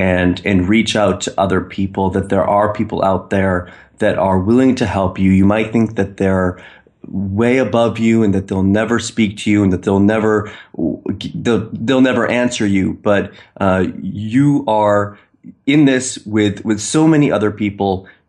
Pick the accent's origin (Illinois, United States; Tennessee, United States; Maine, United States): Maine, United States; now in Istanbul, Turkey; I'm from Maine, but I'm in Istanbul. So I'm 7 hours ahead of the East Coast.